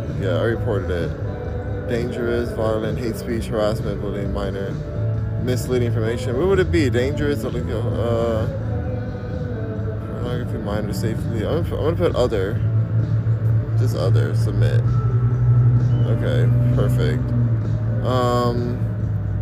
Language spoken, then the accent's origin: English; Los Angeles, California, United States; I'm from Los Angeles, California